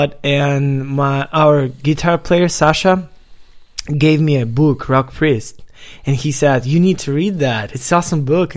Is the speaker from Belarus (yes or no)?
yes; Belarus; I'm from Belarus